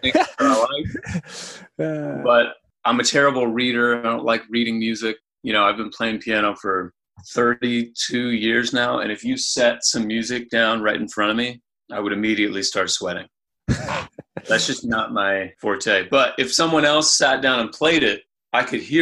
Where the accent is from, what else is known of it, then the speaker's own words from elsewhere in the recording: Anderson, Indiana, United States; I grew up in Indiana, in Anderson